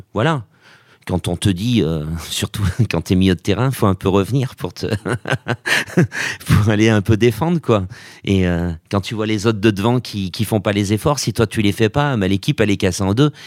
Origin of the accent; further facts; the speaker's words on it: Auvergne-Rhône-Alpes, France; je suis d'Auvergne